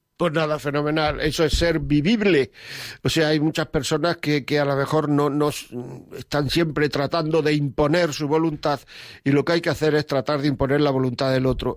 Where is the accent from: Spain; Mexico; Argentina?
Spain; Granada, Andalusia; Yo soy de Granada